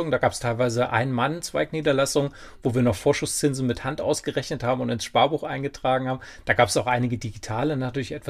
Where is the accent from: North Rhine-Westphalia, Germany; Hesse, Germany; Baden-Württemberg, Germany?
Hesse, Germany; Kaufungen; also born or lived in Kassel; ich bin da geboren